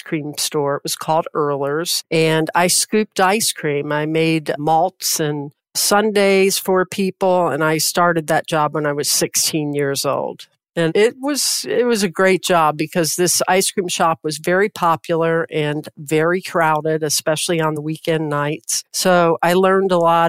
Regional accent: Louisville, Kentucky, United States; I grew up in Louisville, Kentucky.

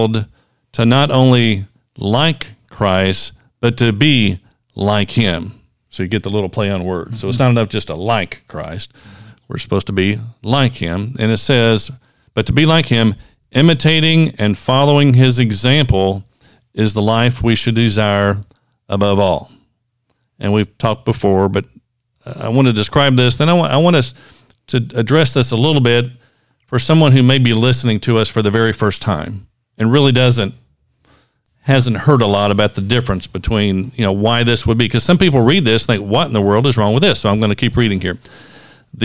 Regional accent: Central Kentucky, United States; Roger and I grew up here in Central Kentucky, right in the middle of horse country

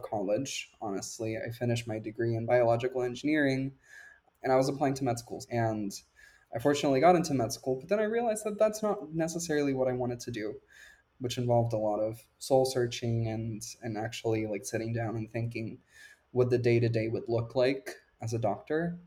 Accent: Puerto Rico; moved away; I grew up in Puerto Rico

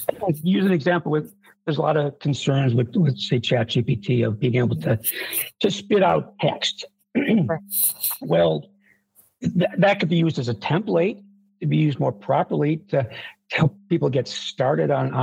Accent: Buffalo, New York, United States; I grew up in Buffalo, New York, and it's known for snowstorms

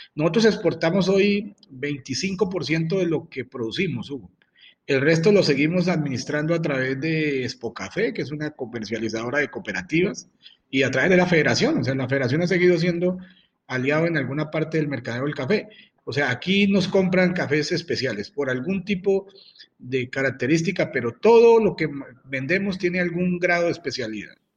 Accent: Huila, Colombia; Yo soy un empresario huilense

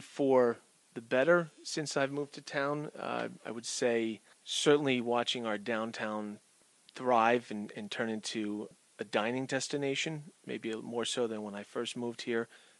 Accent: Montclair, New Jersey, United States; now in Cranford, United States; I grew up in Montclair, New Jersey, most of my life there. I ended up down in Cranford 9 years ago.

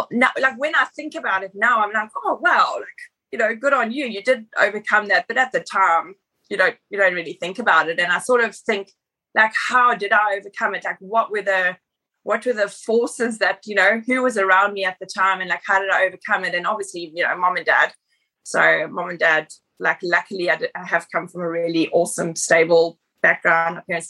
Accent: South Africa; moved away as an adult; now in Australia; I'm from South Africa originally, so been in Australia for 10 years.

